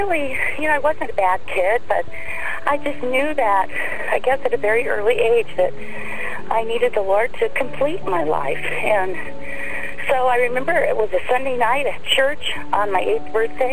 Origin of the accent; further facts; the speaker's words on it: California, United States; moved away as an adult; also born or lived in Indiana; I came from California to Indiana to go to college